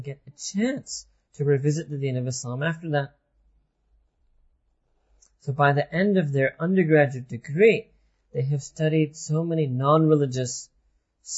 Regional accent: United States; when we were growing up in America

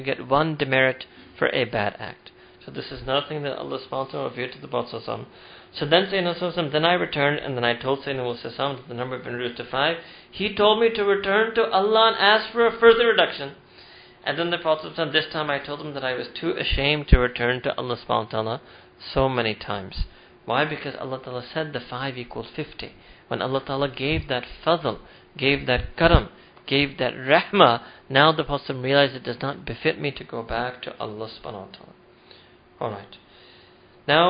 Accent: United States; all the Jews and Christians we grew up in America

